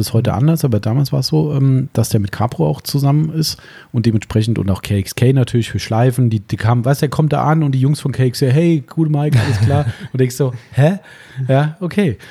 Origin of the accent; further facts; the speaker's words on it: Germany; bei uns in Deutschland